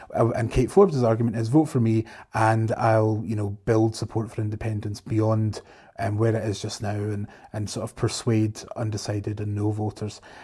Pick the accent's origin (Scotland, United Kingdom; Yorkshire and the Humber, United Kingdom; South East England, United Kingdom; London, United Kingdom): Scotland, United Kingdom; I'm definitely Scottish.